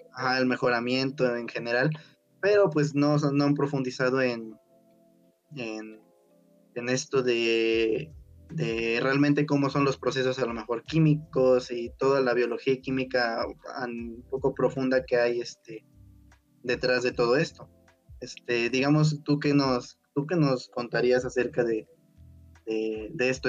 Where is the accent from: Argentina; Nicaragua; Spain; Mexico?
Mexico; Puebla; yo soy de Puebla